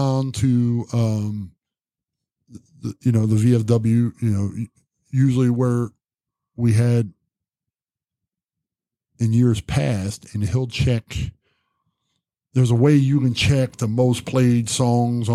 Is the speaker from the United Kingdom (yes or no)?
no; Zanesville, Ohio, United States